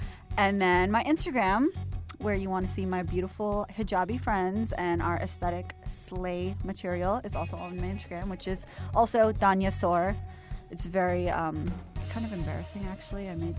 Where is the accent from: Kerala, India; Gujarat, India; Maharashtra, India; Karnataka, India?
Maharashtra, India; Mumbai; B-Y-E, because I'm from Mumbai.